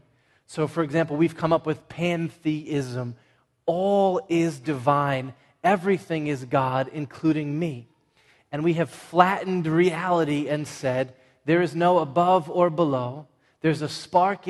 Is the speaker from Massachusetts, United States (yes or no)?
yes; Everett, Massachusetts, United States; I'm from Everett, not Malden